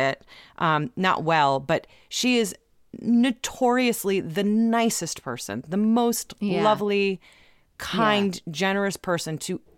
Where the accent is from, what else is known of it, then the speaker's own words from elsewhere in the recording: Ohio, United States; I'm from Ohio. I am a poor person from Ohio.